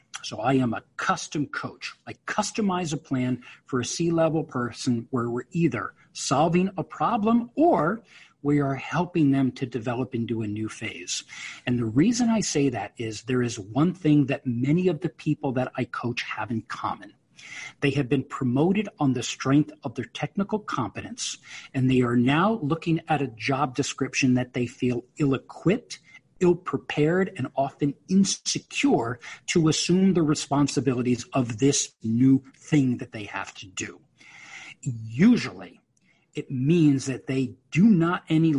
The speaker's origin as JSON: {"language": "English", "region": "New York", "country": "United States", "said": "I'm a New Yorker"}